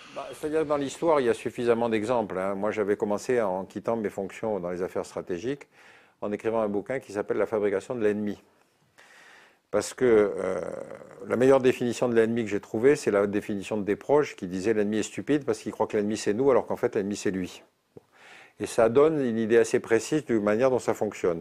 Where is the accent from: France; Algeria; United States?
Algeria; moved away; je suis né en Algérie